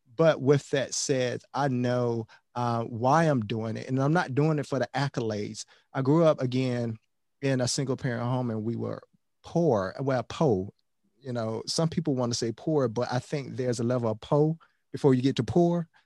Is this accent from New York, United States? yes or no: no; Miami, Florida, United States; We have a lot of corner stores, corner liquor stores in Miami. I'm from Miami